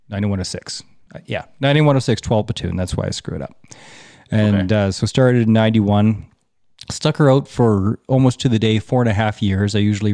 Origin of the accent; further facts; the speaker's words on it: Alberta, Canada; Well, I am an Alberta boy.